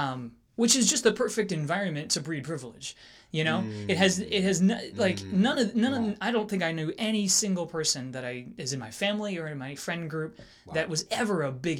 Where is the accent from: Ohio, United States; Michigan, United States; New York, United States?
New York, United States; Long Island; moved away as an adult; also born or lived in outside Philadelphia, Pennsylvania / Kentucky; now in Raleigh-Durham, United States; We grew up in New York, and then we moved to outside of Philly for a couple of years when I just got a job.